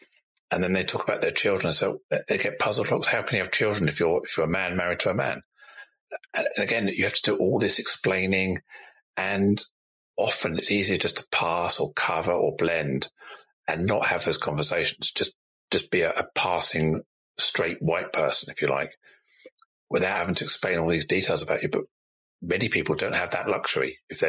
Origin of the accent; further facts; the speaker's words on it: Singapore; born there; It was almost like I was worried that I would be perceived as someone who wasn't British English by saying I was born in Singapore.